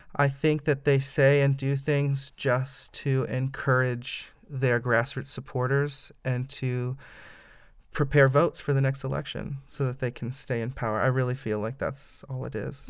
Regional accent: Fort Wayne, Indiana, United States; also born or lived in Massachusetts; now in Indianapolis, United States; I am originally from Indiana, a Hoosier, born and bred. Um, I grew up in Fort Wayne

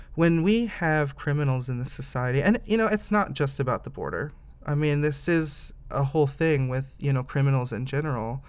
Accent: Fort Wayne, Indiana, United States; also born or lived in Massachusetts; now in Indianapolis, United States; I am originally from Indiana, a Hoosier, born and bred. Um, I grew up in Fort Wayne

